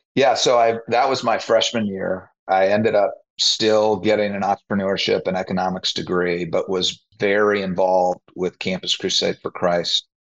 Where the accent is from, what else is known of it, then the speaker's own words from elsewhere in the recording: Naperville, Illinois, United States; I grew up in the western suburbs of Chicago, a place called Naperville